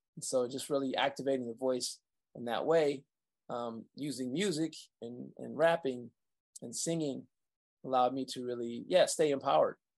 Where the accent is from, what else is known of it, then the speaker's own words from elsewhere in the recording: Saginaw, Michigan, United States; I was born in Saginaw, Michigan